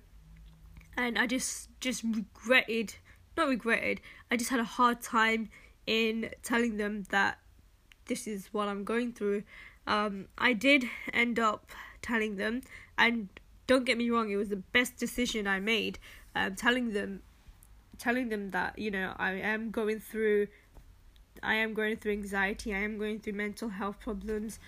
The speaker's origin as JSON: {"language": "English", "town": "Manchester", "region": "North West England", "country": "United Kingdom", "also_born_or_lived": "Birmingham", "moved": "as an adult", "said": "I studied in Birmingham, and I'm originally from Manchester."}